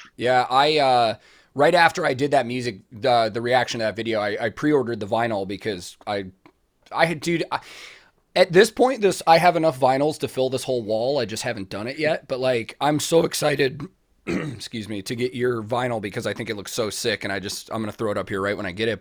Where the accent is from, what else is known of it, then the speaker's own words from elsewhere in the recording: United States; as an American